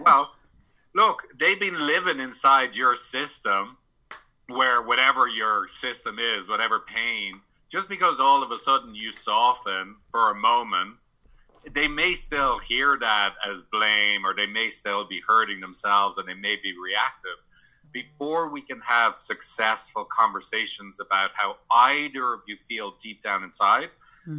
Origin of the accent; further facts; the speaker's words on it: San Francisco, California, United States; I'm from San Francisco. I live in San Francisco